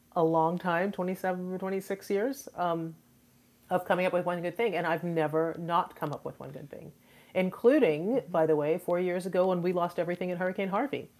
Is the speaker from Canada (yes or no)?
no; Trinidad & Tobago; now in Houston, United States; I am an immigrant. I am originally from the Caribbean, from Trinidad and Tobago.